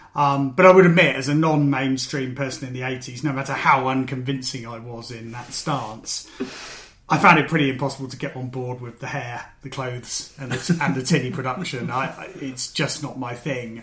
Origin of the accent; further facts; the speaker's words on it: Maidenhead, South East England, United Kingdom; in Maidenhead, my hometown.